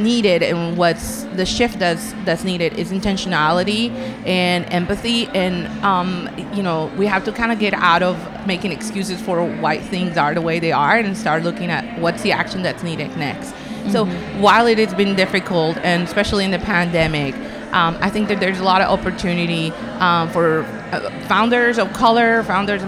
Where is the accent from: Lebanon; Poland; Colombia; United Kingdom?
Colombia; now in United States; I'm from Colombia, though, so that's my background, right? So I'm a Latino immigrant